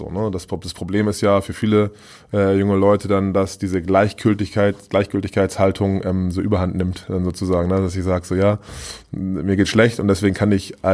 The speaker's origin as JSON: {"language": "German", "region": "Hamburg", "country": "Germany", "said": "ich bin Hamburger, also"}